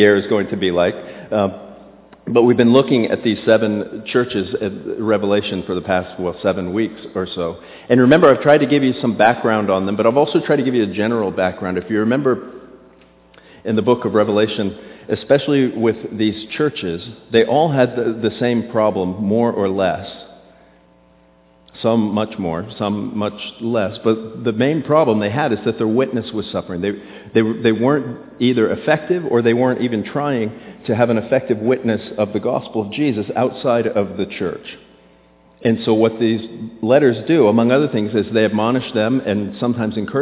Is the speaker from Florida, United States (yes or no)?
yes; Florida, United States; I grew up in Florida